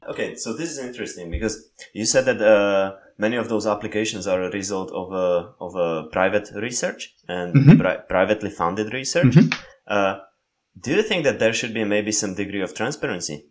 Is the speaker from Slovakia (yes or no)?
yes; Slovakia; English is a second language; growing up in Slovakia